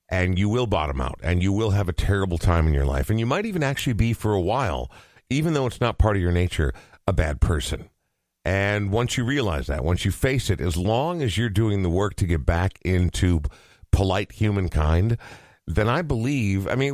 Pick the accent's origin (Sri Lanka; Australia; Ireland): Ireland; Uh, also, as an Irishman, yes, very relatable.